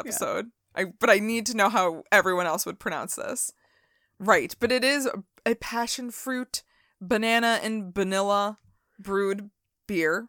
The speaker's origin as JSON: {"language": "English", "country": "United States", "said": "We're American."}